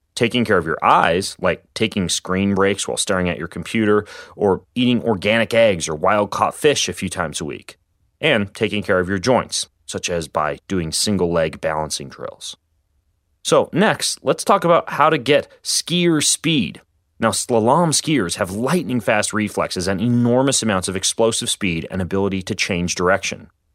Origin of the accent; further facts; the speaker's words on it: Spokane, Washington, United States; my hometown of Spokane, Washington